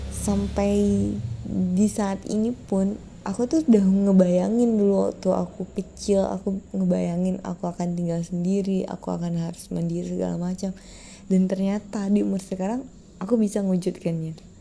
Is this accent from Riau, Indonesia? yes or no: yes; Pekanbaru, Riau, Indonesia; kayak aku warga Pekanbaru